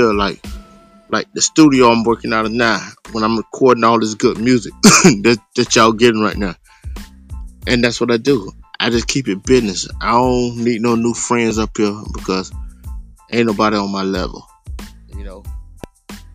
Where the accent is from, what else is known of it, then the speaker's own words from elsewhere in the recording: Miami, Florida, United States; also born or lived in Gainesville, Florida / San Jose, California; now in Ocala, United States; I grew up in Miami.